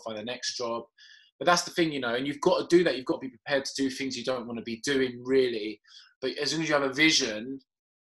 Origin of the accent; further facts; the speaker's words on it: Cyprus; I'm Caucasian, so, but I'm from Cyprus.